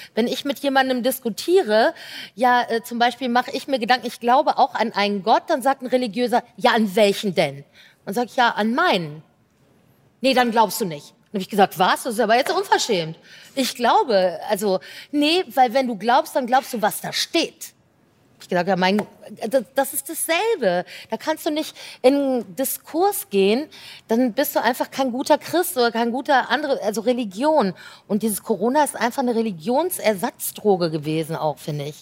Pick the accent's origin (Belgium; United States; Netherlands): Belgium; ich bin ja Belgierin halb